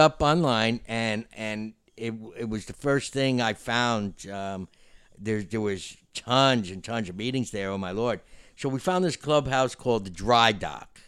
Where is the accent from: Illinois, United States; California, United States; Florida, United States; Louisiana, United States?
Florida, United States; we're from Florida